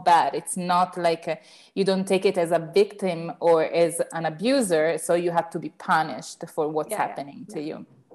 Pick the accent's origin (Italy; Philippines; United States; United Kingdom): Italy; Turin, Piedmont; here in Turin, in my hometown in mm-hmm. Italy